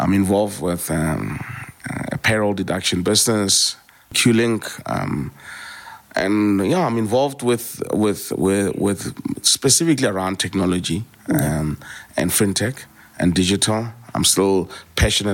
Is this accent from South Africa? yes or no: yes; South Africa; being South African